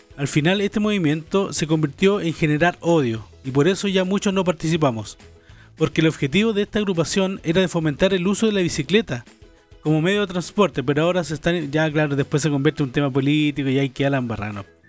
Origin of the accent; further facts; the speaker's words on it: Valdivia, Los Ríos, Chile; moved away; Yo soy de Valdivia